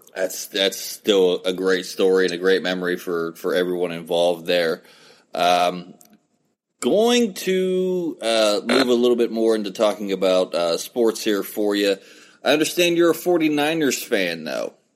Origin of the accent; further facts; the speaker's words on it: West Virginia, United States; growing up in West Virginia